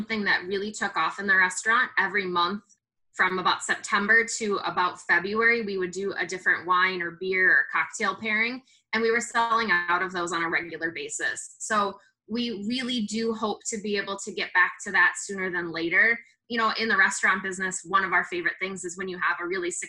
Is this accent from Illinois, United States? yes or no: yes; Hinsdale, Illinois, United States; moved away as an adult; now in La Crosse, United States; I am from Hinsdale, Illinois